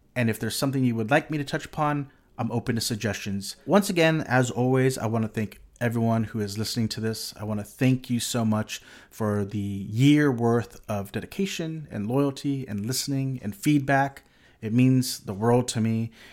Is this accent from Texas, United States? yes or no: yes; Corpus Christi, Texas, United States; I grew up in a s, in a relatively small city in South Texas